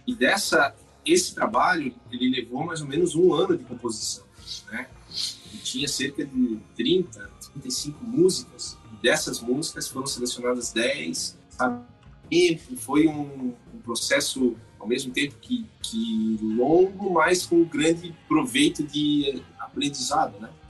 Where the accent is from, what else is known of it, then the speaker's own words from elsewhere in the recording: Brazil; moved away; also born or lived in United States; eu sou brasileiro, o coração vibra no Brasil, porque voltei para o Brasil